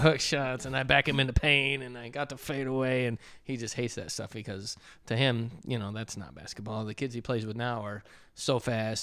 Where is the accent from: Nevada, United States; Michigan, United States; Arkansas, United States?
Michigan, United States; I grew up in Michigan